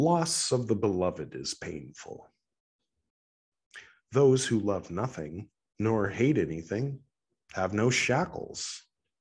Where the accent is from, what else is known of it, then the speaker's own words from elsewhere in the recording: California, United States; I'm from California